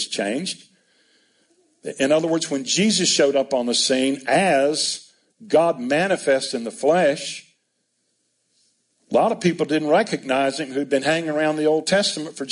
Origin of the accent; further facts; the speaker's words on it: United States; I'm an American